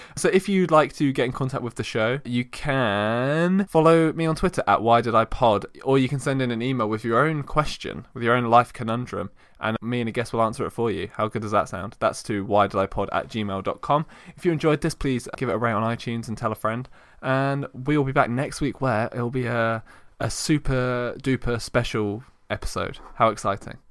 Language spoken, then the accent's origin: English; United Kingdom; We're very British